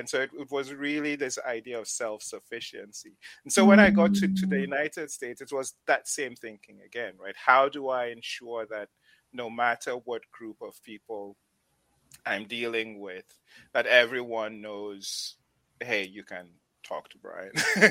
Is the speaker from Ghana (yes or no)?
yes; Upper West, Ghana; also born or lived in Tamale; So I come from the Upper West region of Ghana, but my mom and dad met in the Northern region of Ghana. I was born in Tamale.